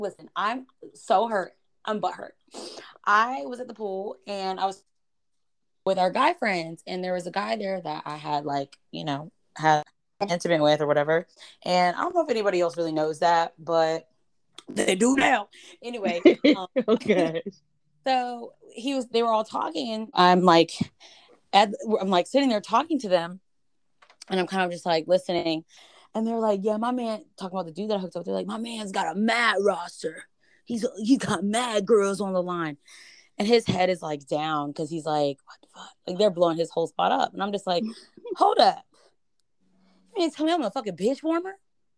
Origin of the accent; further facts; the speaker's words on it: Michigan, United States; I'm from Michigan.